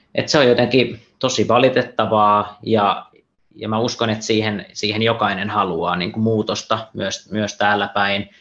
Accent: Central Finland, Finland; now in Espoo, Finland; mä itse olen, olen kotoisin Keski-Suomesta

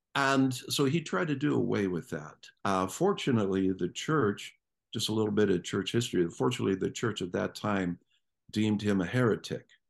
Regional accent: Canton, Ohio, United States; I grew up in Ohio. And, uh, if you know anything about Ohio, it's, uh, the northeast section, a town called Canton

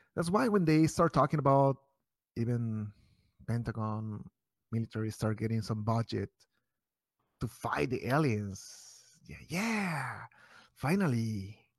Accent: Mexico; now in Chicago, United States; I'm from Mexico

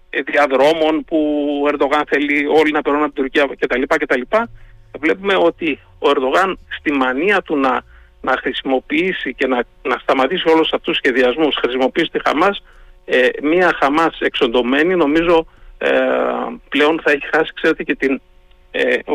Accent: Greece; είμαι Έλληνα.

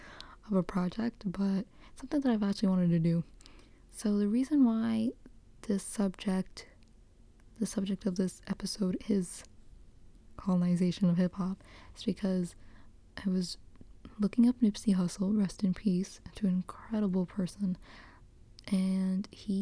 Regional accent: New York City, New York, United States; moved away; I grew up in the Bronx, East Raymond, shout out to Highbridge

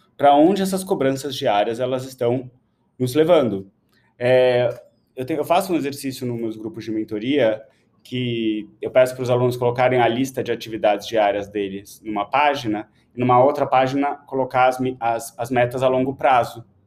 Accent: São Paulo, Brazil; eu nasci em São Paulo

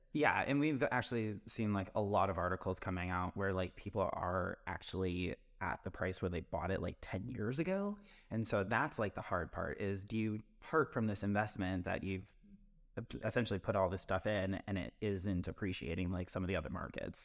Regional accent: Wisconsin, United States; now in Chicago, United States; I'm from Wisconsin

